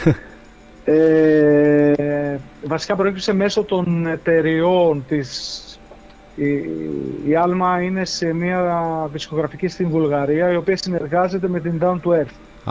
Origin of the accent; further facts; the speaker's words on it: North Euboea, Central Greece, Greece; moved away; στο χωριό μου πάνω στη Βόρεια Ευεία